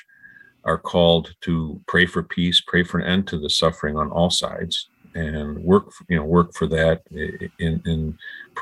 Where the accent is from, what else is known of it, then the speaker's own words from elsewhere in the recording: United States; moved away as an adult; also born or lived in Siberia / St. Louis; now in St. Petersburg, Russia; I'm an American